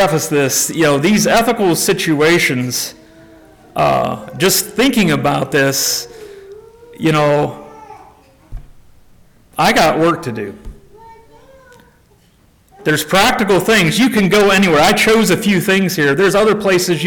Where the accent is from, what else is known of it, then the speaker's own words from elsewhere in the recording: South Carolina, United States; I'm from South Carolina